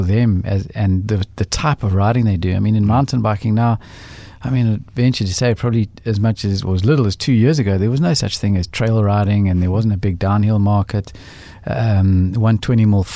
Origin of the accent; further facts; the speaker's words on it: South Africa; as South African blokes